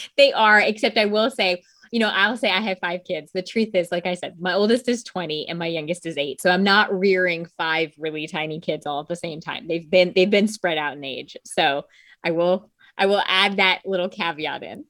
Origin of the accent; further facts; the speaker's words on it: Connecticut, United States; I grew up in a small town in Connecticut